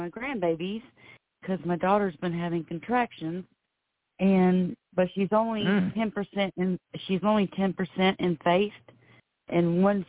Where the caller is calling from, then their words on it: Florida, United States; I'm calling from Florida.